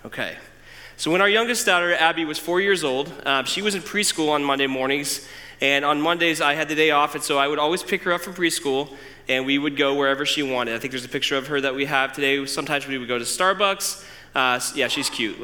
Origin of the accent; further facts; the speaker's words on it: Decatur, Illinois, United States; I'm originally from Decatur. In fact, I went to Oak Grove. I went to Roosevelt Middle School, which is now apartments, and I went to MacArthur High School